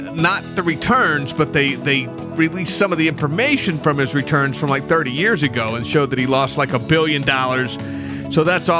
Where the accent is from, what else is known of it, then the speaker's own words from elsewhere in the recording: New Mexico, United States; Albuquerque, New Mexico, in my home state.